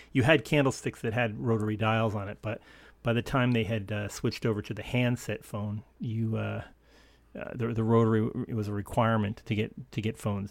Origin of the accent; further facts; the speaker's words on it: upstate New York, United States; the local A M station in my, my hometown in upstate New York